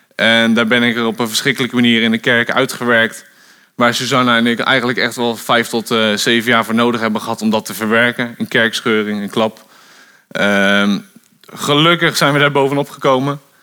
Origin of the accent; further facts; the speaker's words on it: Bodegraven, South Holland, Netherlands; moved away as an adult; also born or lived in Gouda; now in Wolvega, Netherlands; Ik ben, ehm, geboren in Gouda, vlakbij Rotterdam. Ik ben daar opgegroeid in Bodegraven.